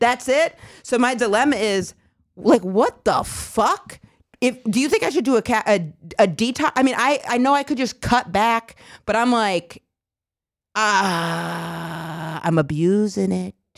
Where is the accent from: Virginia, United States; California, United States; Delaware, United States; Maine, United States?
Maine, United States; moved away; I was from Maine.